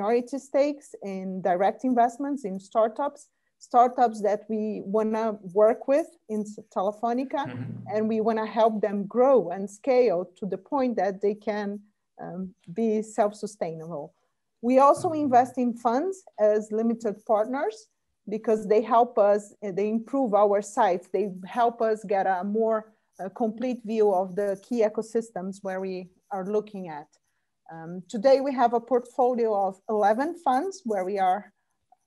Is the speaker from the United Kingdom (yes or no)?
no; Brazil; moved away as an adult; also born or lived in United States; now in Spain; I am Brazilian. I was born and raised in Brazil